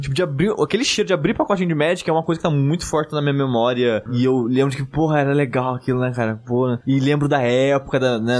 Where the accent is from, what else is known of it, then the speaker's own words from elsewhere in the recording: Brazil; minha cidade natal, que é Luiz